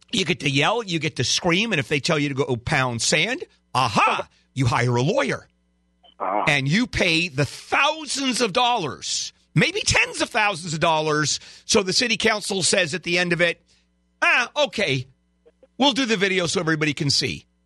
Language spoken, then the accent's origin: English; Pakistan; English is a second language; moved away as an adult; now in United States